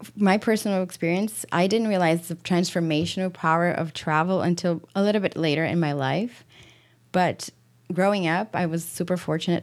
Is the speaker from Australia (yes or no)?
no; Brazil; moved away as an adult; also born or lived in Europe / Washington, D.C. / Madrid; now in Michigan, United States; I am from Brazil, born and raised